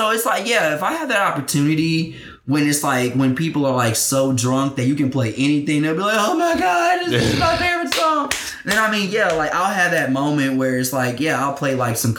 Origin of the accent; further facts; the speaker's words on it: Houston, Texas, United States; also born or lived in New York City; he knew I was from Houston